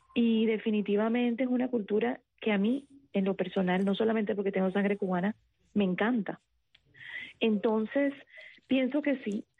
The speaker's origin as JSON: {"language": "Spanish", "town": "Cartagena", "region": "Bolívar", "country": "Colombia", "said": "Yo soy costeña, yo soy de Cartagena, Colombia"}